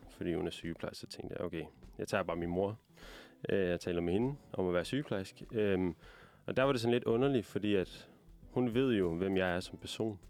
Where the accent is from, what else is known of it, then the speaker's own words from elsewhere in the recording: Aalborg, North Denmark Region, Denmark; ligesom dig, Liv, så er jeg fra Aalborg